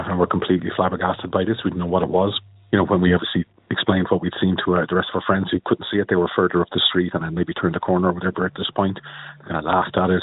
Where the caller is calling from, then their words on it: Dublin, Leinster, Ireland; I'm calling from Dublin in Ireland.